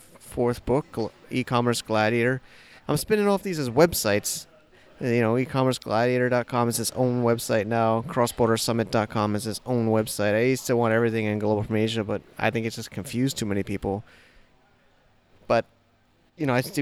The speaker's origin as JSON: {"language": "English", "country": "United States", "moved": "yes", "said": "I'm saying that as an American."}